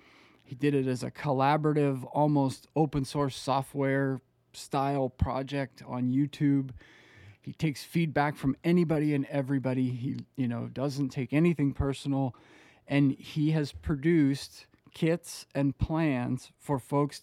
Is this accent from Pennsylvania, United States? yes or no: yes; Pennsylvania, United States; growing up in Pennsylvania, you still see the skeletons of it everywhere, right? You know, Pittsburgh is just littered with old steel mills.